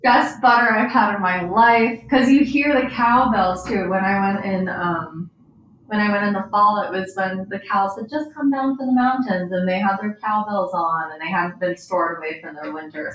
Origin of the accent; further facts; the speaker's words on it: Hoboken, New Jersey, United States; also born or lived in Los Angeles; now in New York, United States; I grew up in Hoboken